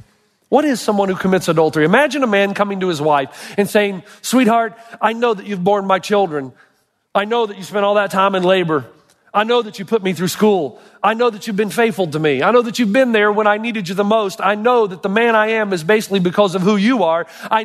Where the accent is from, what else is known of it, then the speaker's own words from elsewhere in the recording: Elizabethton, Tennessee, United States; moved away; My hometown, Elizabethton, Tennessee